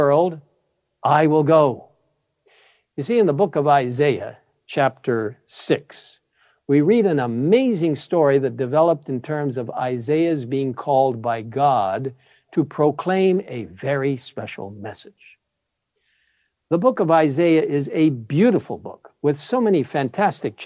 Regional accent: Cairo, Cairo Governorate, Egypt; moved away; I grew up in Cairo, Egypt

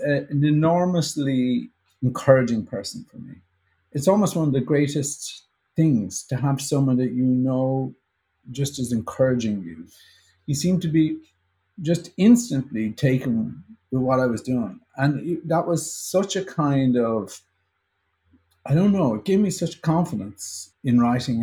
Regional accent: Ireland; now in United States; As Irish people, we have this weird inferiority complex about our own uh, culture

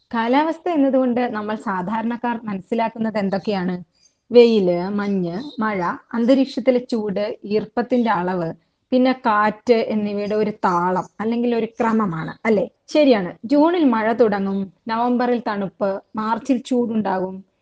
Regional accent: Wayanad, Kerala, India; പശ്ചിമഘട്ടത്തിലെ അതീവ പരിസ്ഥിതി പ്രാധാന്യമുള്ള വയനാട്ടിൽ ജനിച്ചു വളർന്ന ആളാണ്

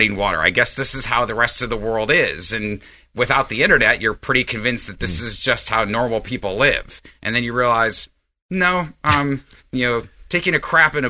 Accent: Galena, Alaska, United States; now in El Dorado Hills, United States; the little village I grew up in Alaska was on the Yukon River called Galena

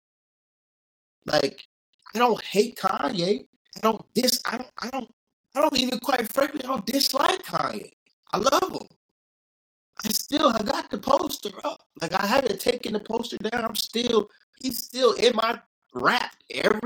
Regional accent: the South, United States; I'm from the South. I grew up with the flag

